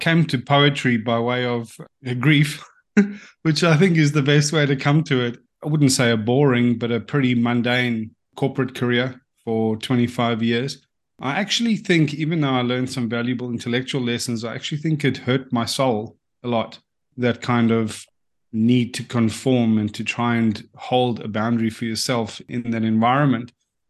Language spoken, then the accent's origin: English; South Africa; now in Australia; Well, yeah. So that was about in 2008. And if anyone knows anything about what the climate there is like socially, it's politically and administratively quite dysfunctional.